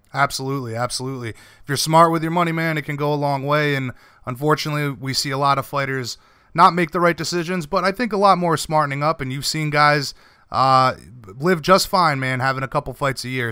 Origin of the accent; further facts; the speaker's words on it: Rhode Island, United States; I'm from Rhode Island